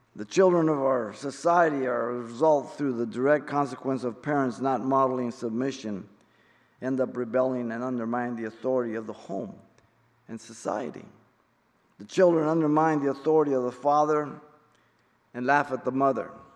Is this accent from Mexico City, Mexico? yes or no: yes; Mexico City, Mexico; I'm Mexican. I was born in Mexico City.